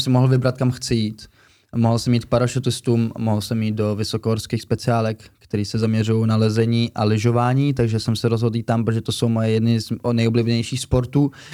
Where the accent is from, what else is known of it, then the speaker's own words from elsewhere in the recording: Czechia; also born or lived in Germany; že jsem Čech